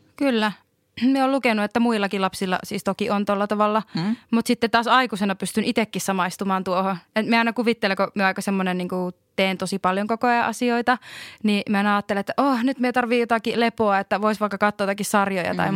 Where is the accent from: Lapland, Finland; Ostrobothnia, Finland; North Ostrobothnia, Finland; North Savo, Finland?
Lapland, Finland; voin itse sanoa lappilaisena ihmisenä